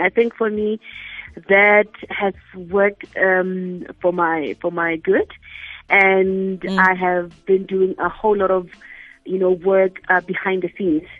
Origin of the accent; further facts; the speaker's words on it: Mahikeng, North West, South Africa; i'm from Mafikeng